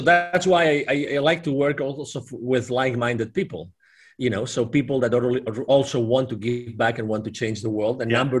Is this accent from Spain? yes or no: yes; Barcelona, Catalonia, Spain; also born or lived in Dallas, Texas; I'm originally from Spain, from Barcelona, but I lived in Dallas, Texas. I've lived in 8 different countries in my life.